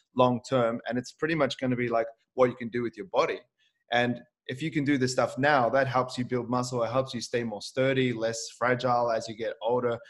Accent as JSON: {"language": "English", "country": "New Zealand", "tie": "born or raised there", "also_born_or_lived": "Auckland", "moved": "yes", "said": "I moved away from my family in New Zealand and I lived on my own."}